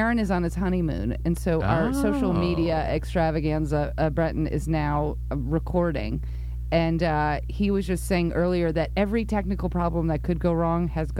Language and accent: English; New York, United States; now in Los Angeles, United States; being a New Yorker.